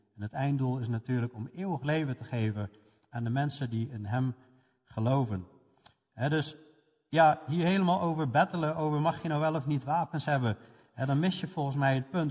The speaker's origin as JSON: {"language": "Dutch", "country": "Netherlands", "said": "voor ons als Nederlanders"}